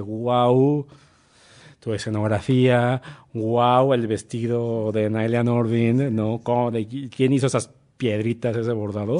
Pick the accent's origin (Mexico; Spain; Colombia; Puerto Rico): Mexico; Monterrey, Nuevo León; moved away as an adult; now in Mexico City, Mexico; yo también soy de Monterrey